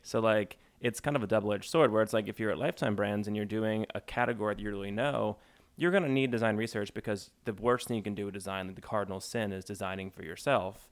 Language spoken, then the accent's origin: English; New Jersey, United States; I'm from New Jersey